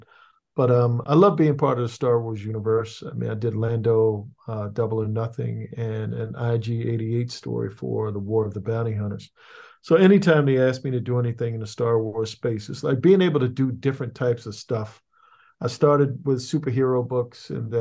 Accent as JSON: {"language": "English", "town": "Annapolis", "region": "Maryland", "country": "United States", "tie": "born or raised there", "said": "where I grew up in Annapolis, Maryland"}